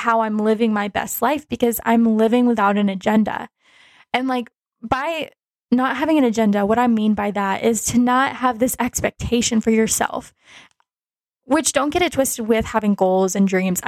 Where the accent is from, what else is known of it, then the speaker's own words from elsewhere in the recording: Dallas, Texas, United States; I'm from Dallas